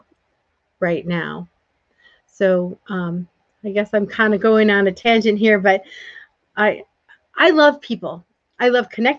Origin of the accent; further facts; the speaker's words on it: the North, United States; I grew up in the North